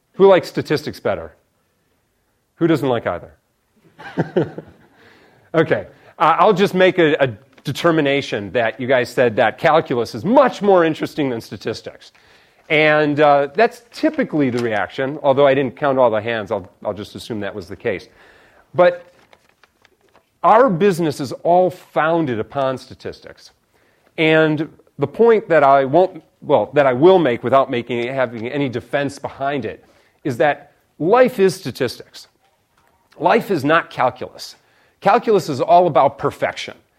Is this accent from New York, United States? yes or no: no; Chicago, Illinois, United States; moved away as an adult; also born or lived in Stanford, California; I come from Illinois originally